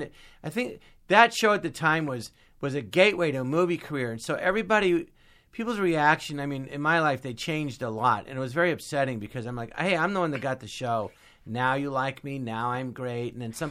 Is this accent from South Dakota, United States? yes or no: no; California, United States; And I grew up in the Valley, you had to drive everywhere, and I just love driving.